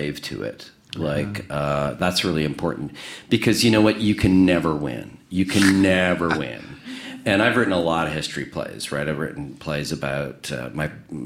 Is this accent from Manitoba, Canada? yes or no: yes; Winnipeg, Manitoba, Canada; I grew up in Winnipeg